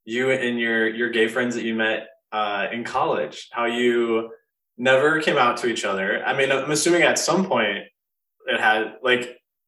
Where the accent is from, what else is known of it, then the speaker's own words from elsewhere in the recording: Midwest, United States; moved away; also born or lived in Austin, Texas; I grew up in like Midwest suburbia